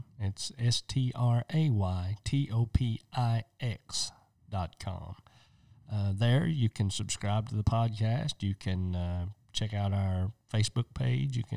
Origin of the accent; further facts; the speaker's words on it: East Tennessee, United States; we're from East Tennessee